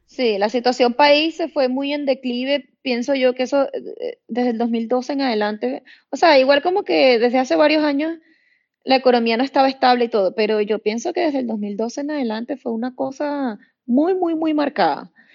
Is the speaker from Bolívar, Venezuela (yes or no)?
yes; Puerto Ordaz, Bolívar, Venezuela; moved away as an adult; en mi ciudad, de donde yo soy, en Venezuela. Empecé a trabajar ahí en Trauma, que es Puerto Ordaz, es una ciudad en el sureste de Venezuela